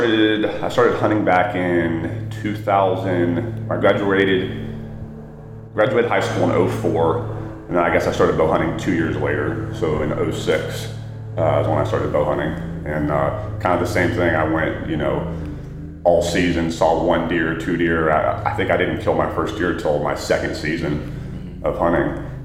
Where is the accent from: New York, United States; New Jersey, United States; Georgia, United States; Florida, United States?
Georgia, United States; Born and raised in Georgia.